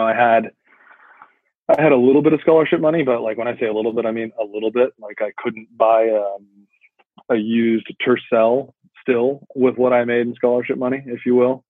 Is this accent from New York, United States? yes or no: no; Sacramento, California, United States; I grew up here in Sacramento